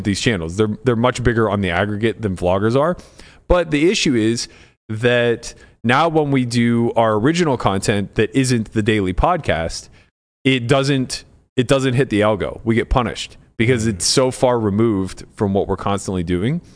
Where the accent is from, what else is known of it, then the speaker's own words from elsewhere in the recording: United States; I'm American. I'm a quarter Italian, quarter Slovak.